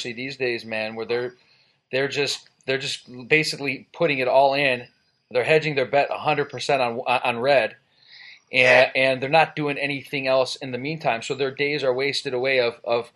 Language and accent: English; Cleveland area, Ohio, United States; I graduated from Brush, not too far from there